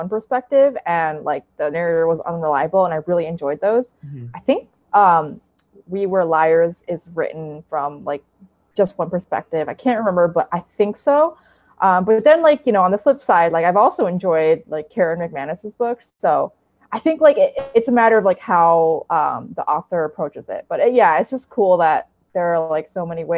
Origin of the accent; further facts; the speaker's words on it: United States; I'm Chinese American